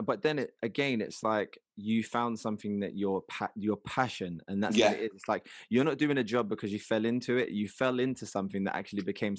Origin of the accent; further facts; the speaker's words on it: London, United Kingdom; also born or lived in Liverpool; living in London, being raised in London, but always knowing when I go back to Liverpool